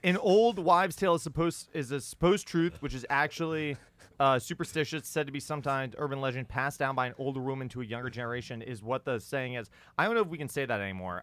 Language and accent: English; New York, United States; I'm a Yankee from New York